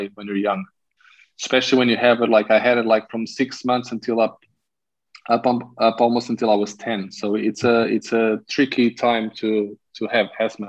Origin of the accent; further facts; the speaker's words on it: Carcavelos, Lisbon, Portugal; I was raised in Carcavelos, which is a suburb of Lisbon.